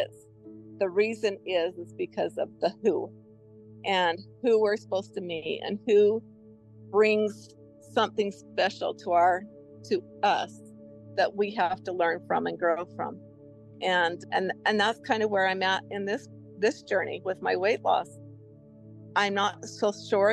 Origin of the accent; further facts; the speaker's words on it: Utah, United States; I was from Utah and far away from home